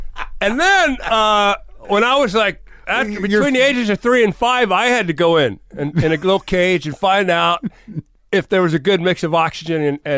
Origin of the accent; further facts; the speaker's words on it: Wheeling, West Virginia, United States; I grew up in West Virginia, Wheeling, West Virginia, you know, and I had the hillbilly thing in me.